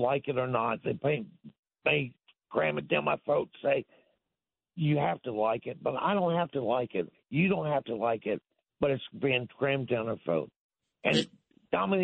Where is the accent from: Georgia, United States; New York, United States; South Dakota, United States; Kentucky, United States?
Kentucky, United States; I'm from Kentucky